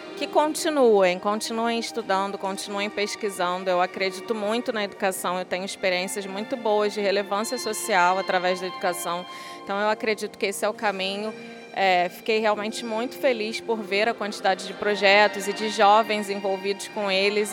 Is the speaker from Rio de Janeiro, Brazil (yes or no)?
yes; Rio de Janeiro, Brazil; Somos, somos do Rio